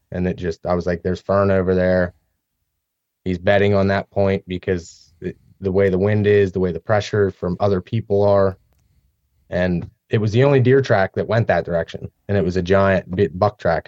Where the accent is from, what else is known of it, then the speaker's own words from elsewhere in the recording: central Pennsylvania, United States; I grew up here in Pennsylvania, more in the central part of the state